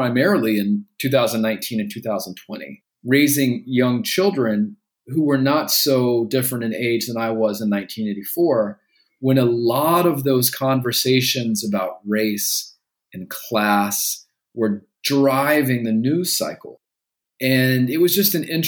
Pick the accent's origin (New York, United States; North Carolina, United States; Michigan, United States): North Carolina, United States; Gastonia; I was growing up in Gastonia, North Carolina